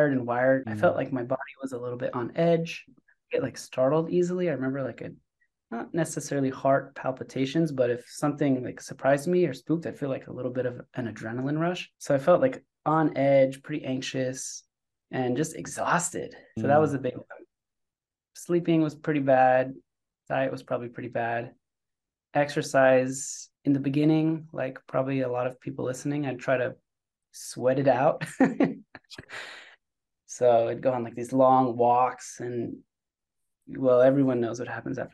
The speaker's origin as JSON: {"language": "English", "town": "San Francisco", "region": "California", "country": "United States", "tie": "born or raised there", "also_born_or_lived": "Israel / Davis, California", "said": "I'm from San Francisco, born and raised here"}